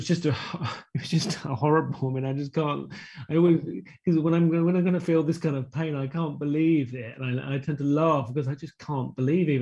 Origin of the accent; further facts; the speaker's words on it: Croydon, London, United Kingdom; I grew up in South London in Croydon